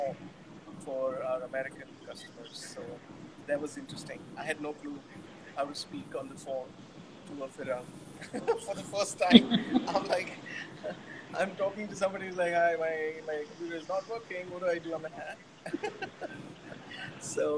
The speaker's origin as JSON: {"language": "English", "town": "Mumbai", "region": "Maharashtra", "country": "India", "tie": "born or raised there", "said": "I am born and brought up in Mumbai"}